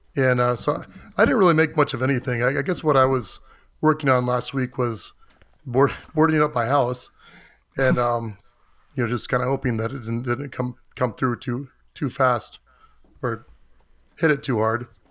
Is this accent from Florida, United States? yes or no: yes; Florida, United States; moved away as an adult; I grew up in Florida, but I've lived elsewhere most of my adult life